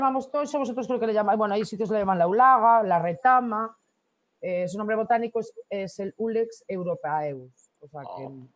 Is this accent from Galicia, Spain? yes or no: yes; Corcubión, Galicia, Spain; also born or lived in Canary Islands; Yo nací en Corcubión. Ajá. Y sí, soy, soy de Corcubión, Costa la Muerte.